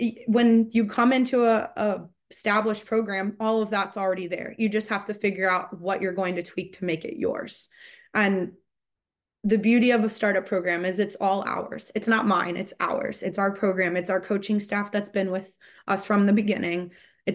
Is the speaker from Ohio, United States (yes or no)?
no; Maryland, United States; I grew up in Maryland originally, only about an hour and a half from where Marymount stands, depending on traffic.